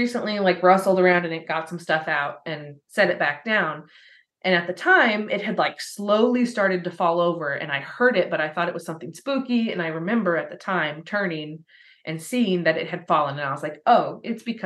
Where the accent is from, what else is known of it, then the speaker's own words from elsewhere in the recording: Spencer County, Indiana, United States; that was in the county we grew up in Spencer County